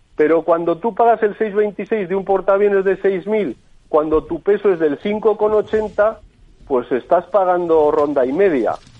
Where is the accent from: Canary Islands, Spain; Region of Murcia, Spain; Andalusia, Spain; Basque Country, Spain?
Basque Country, Spain; Bilbao; yo les hablo desde Bilbao y soy bilbaíno